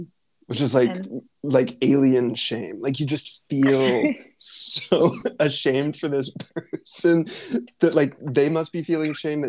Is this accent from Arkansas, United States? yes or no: yes; Rogers, Arkansas, United States; now in Munich, Germany; we grew up in the Ozark Mountains